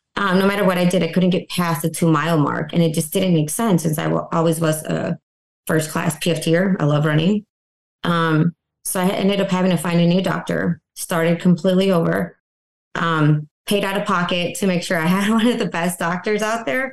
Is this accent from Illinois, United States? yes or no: yes; Benson, Illinois, United States; moved away as an adult; also born or lived in North Carolina / Fort Worth, Texas; Came back to my hometown, Benson, Illinois.